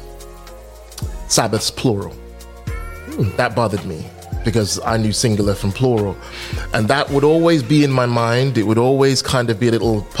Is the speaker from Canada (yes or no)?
no; Birmingham, West Midlands, United Kingdom; born or raised there